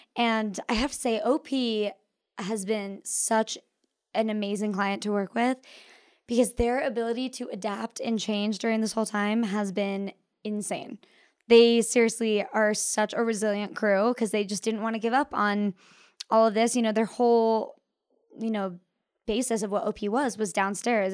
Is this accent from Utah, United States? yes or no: yes; Park City, Utah, United States; also born or lived in New York; I grew up here in Park City